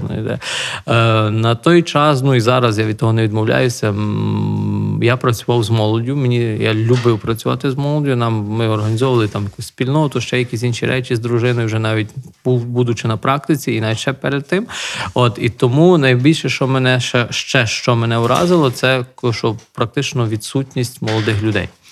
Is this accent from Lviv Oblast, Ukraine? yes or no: yes; Nahuievychi, Lviv Oblast, Ukraine; moved away as an adult; now in Mshanets, Ukraine; моє рідне село там Нагоєвичі біля Дрогобича